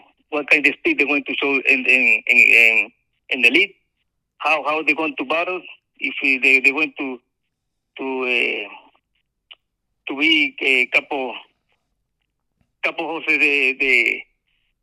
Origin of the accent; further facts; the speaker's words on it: Panama City, Panama; English is a second language; moved away as an adult; also born or lived in United States; now in Saudi Arabia; I started in my hometown, Panama City.